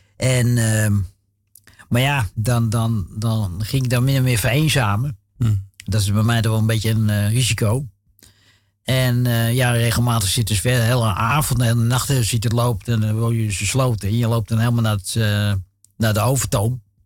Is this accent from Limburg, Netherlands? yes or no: no; Amsterdam, North Holland, Netherlands; was jaren zeventig. We woonden toen in uh, flat in Amsterdam-Noord, Dam.